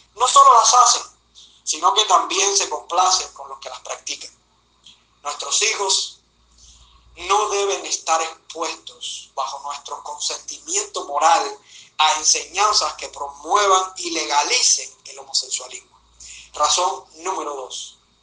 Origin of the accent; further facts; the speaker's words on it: Cuba; como ciudadano cubano, casado, padre de una niña de 6 años